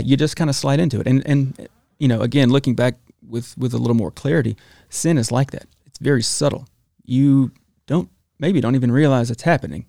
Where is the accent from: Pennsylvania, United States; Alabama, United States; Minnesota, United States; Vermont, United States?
Alabama, United States; Talladega; also born or lived in Gadsden, Alabama; Spent most of my life in Talladega, Alabama.